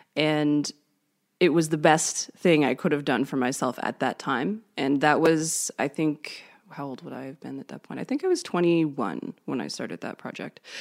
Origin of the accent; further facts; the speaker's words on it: Canada; I'm from Canada.